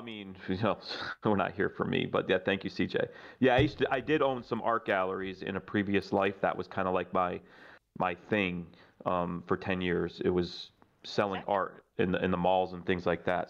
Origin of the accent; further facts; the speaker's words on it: New York, United States; moved away as an adult; I grew up in New York